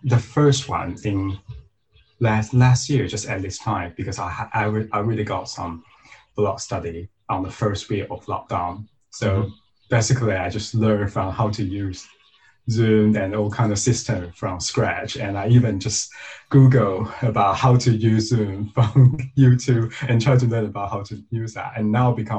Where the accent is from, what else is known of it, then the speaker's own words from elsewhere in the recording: Taiwan; moved away; I'm originally from the Diocese of Taiwan